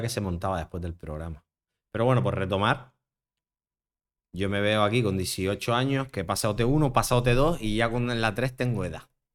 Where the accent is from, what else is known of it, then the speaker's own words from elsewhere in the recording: Las Palmas de Gran Canaria, Canary Islands, Spain; also born or lived in Madrid / Barcelona; yo soy de Las Palmas